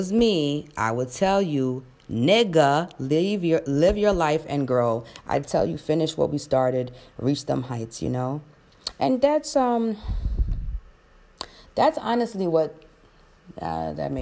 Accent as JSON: {"language": "English", "town": "New York City", "region": "New York", "country": "United States", "tie": "born or raised there", "said": "I was born here in America, in Queens, in Jamaica"}